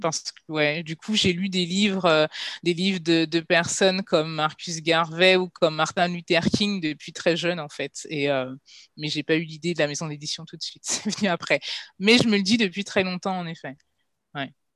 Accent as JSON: {"language": "French", "country": "Guadeloupe", "also_born_or_lived": "Paris region, France", "moved": "yes", "lives_now": "Ghana", "said": "étant guadeloupéenne"}